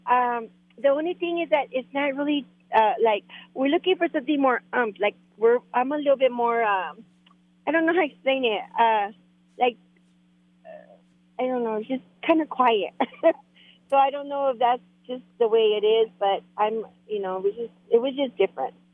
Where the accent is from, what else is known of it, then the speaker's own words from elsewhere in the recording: Mexico; accent: Mexican; moved away; you could tell by my accent I'm Mexican.